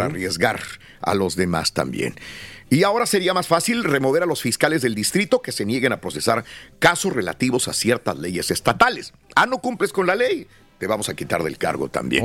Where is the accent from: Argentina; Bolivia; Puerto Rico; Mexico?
Mexico